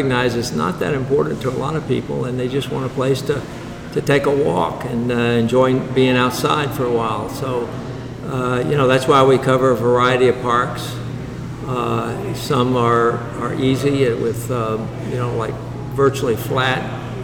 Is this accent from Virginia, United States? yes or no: yes; Newport News, Virginia, United States; moved away as an adult; also born or lived in Los Angeles / East Tennessee; now in Knoxville, United States; I grew up in Newport News, Virginia